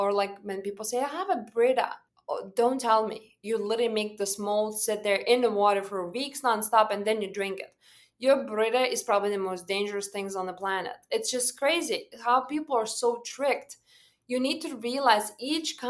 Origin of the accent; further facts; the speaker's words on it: Lithuania; moved away; I was born and raised back home in Lithuania